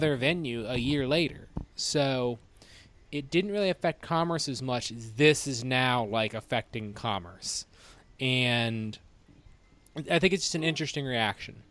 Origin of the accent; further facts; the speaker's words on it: United States; we as American people